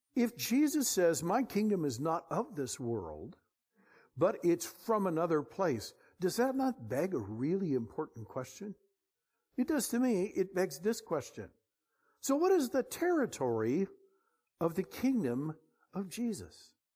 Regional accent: Bay Area, California, United States; We're from the Bay Area

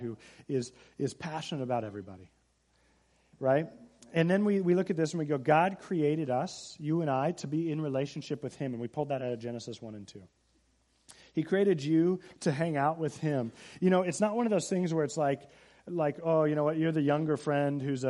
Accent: Seattle, Washington, United States; I'm from Seattle area, and we got to look at Mount Rainier.

